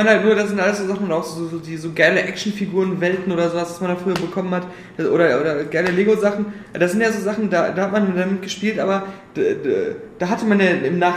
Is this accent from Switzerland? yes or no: no; Cologne, North Rhine-Westphalia, Germany; wüsste ich aber als Kölner